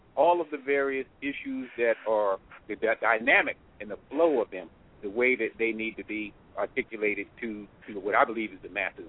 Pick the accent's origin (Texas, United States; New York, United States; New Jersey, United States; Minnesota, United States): New York, United States; New York City; I came from the South Bronx